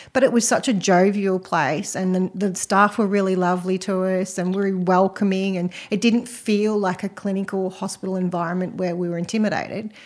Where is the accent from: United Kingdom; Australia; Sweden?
Australia; Western Australia; moved away; I'm actually from Western Australia originally